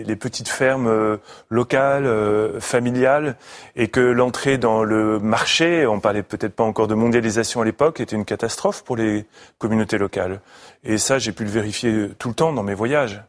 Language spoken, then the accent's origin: French; Paris, Île-de-France, France; moved away; je suis un petit Parisien